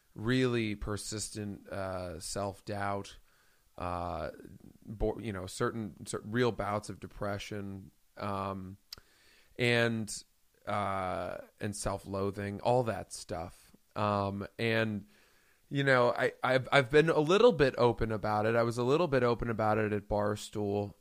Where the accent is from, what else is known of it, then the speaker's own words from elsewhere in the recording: Maine, United States; I grew up in Maine.